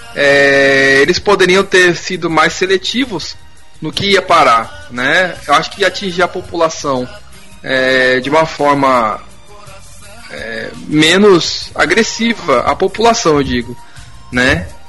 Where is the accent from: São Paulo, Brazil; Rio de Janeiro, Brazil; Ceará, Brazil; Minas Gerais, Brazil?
São Paulo, Brazil; Rio Grande da Serra; eu fui criado em Rio Grande da Serra